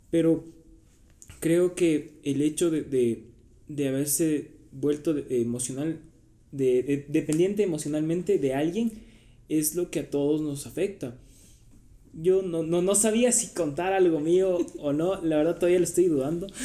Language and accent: Spanish; Quito, Pichincha, Ecuador; also born or lived in Santo Domingo / Manta; nací aquí en Quito, me fui a los 8 años a Santo Domingo, estuve ahí 5 años, de ahí por el trabajo igual de mi papá fuimos a, a Manta, estuvimos tres años